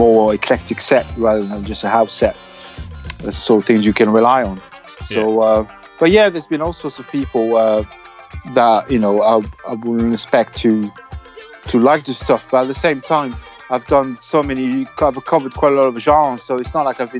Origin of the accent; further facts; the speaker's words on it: Avignon, Provence-Alpes-Côte d'Azur, France; English is a second language; now in London, United Kingdom; I'm from Avignon, in the southeast.